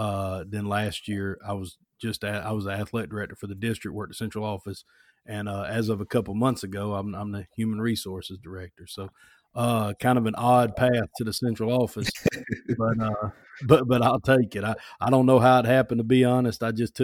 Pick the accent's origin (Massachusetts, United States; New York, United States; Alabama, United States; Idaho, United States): Alabama, United States; I'm from Alabama, South Alabama. I went to Foley High School, and I went to University of Alabama.